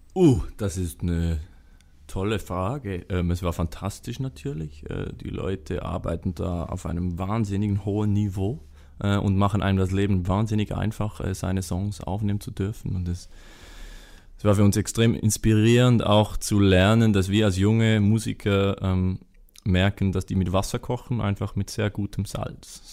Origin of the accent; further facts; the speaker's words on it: Switzerland; wir als Schweizer, wo immer so aus dieser Hoch Hochburg der Heimat kommen